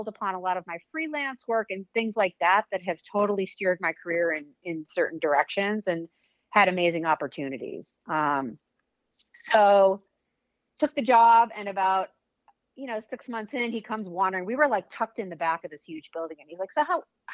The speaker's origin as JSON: {"language": "English", "town": "Weston", "region": "Massachusetts", "country": "United States", "tie": "born or raised there", "also_born_or_lived": "Los Angeles", "moved": "as an adult", "said": "Weston, Mass is where I grew up."}